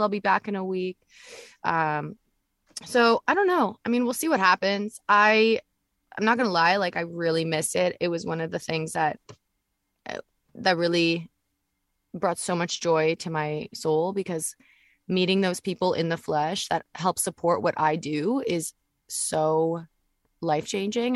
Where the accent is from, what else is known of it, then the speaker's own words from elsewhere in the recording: Vancouver, British Columbia, Canada; we live in Vancouver as well, right? Like I'm Canadian and that's where I'm from